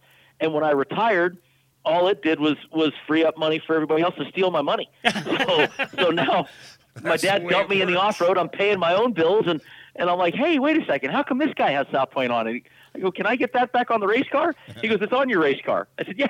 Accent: Baja California, Mexico; I grew up down in Baja

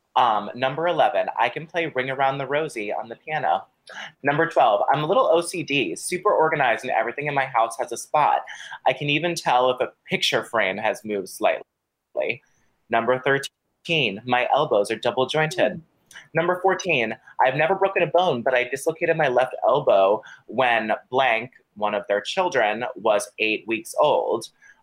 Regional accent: Colorado, United States; born there; also born or lived in Connecticut / Barrington, Illinois / California; Number five, most people think I'm from California, but I've lived all over. I was born in Colorado, moved to Connecticut, back to Colorado, and then to Barrington, Illinois, before going to California.

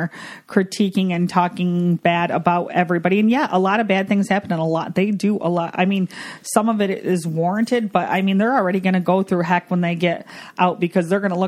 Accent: Michigan, United States; we're from Michigan

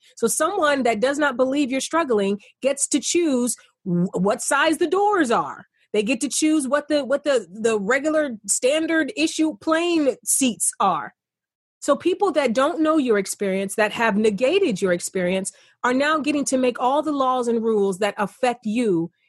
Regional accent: East Cleveland, Ohio, United States; I grew up in East Cleveland, a poor kid, single family home.

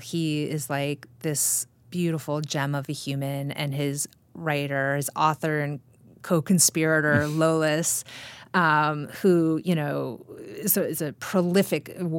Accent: Midwest, United States; as a Midwesterner, we're kind people

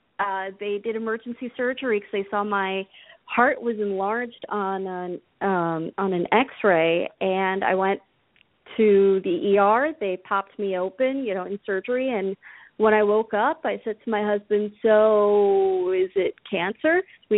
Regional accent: New Jersey, United States; now in Minneapolis, United States; No, I'm calling in from Minneapolis, but I grew up in Jersey.

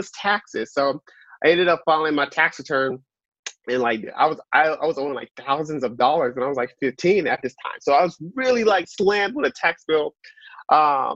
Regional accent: Dallas, Texas, United States; I'm originally from Dallas

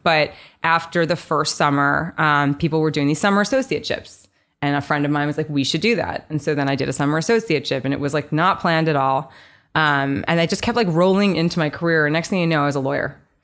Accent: New York, United States; also born or lived in Nashville; I grew up here in New York. Um, so born and raised New Yorker, went to school here, college here, law school here

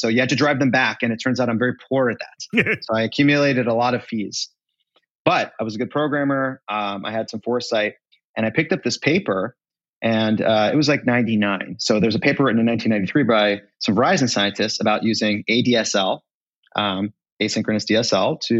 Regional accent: Pittsburgh, Pennsylvania, United States; also born or lived in London; I'm a kid from Pittsburgh

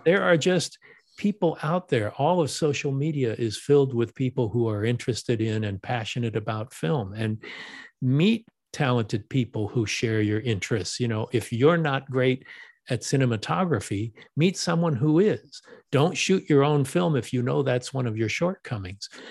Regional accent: Los Angeles, California, United States; I live in Los Angeles, I was born in Los Angeles

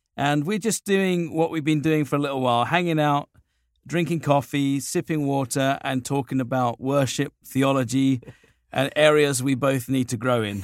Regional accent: United Kingdom; now in Southern California, United States; I'm a little Brit guy, short little Brit, subject of the Queen

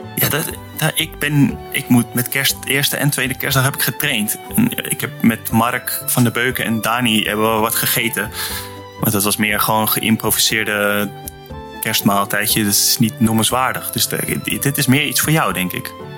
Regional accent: Netherlands; moved away; also born or lived in Nordhorn, Germany; als Nederlander in Duitsland

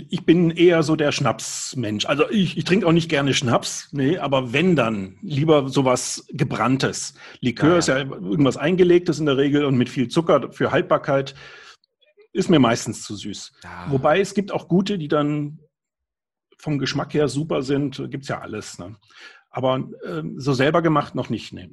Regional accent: Germany; now in Upper Bavaria, Germany; als Kind auf einem Demeter-Bauernhof am Bodensee gearbeitet habe. Da ist meine Heimat

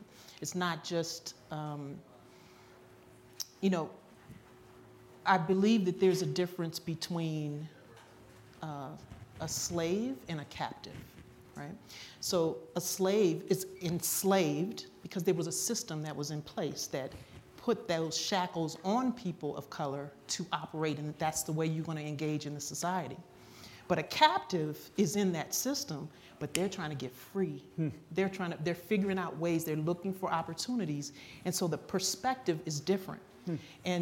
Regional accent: Washington, United States; I grew up in the Washington metropolitan area

